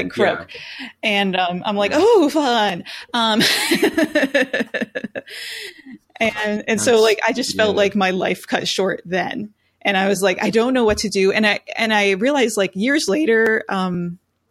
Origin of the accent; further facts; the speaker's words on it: Richlands, United States; also born or lived in Pennsylvania; we moved away from Richlands and we lived in PA for a few years